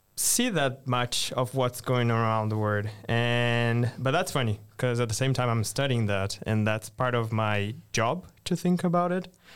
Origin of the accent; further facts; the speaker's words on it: Brazil; moved away as an adult; also born or lived in Brasília; now in Sweden; I'm Brazilian, based in the capital of Brazil, so Brasilia